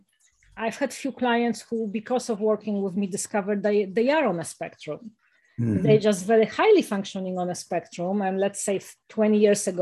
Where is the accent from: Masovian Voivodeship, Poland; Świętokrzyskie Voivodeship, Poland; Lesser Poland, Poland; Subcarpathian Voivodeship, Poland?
Masovian Voivodeship, Poland; Warsaw; moved away; also born or lived in United States; I was born in Warsaw, you know, in the middle of a city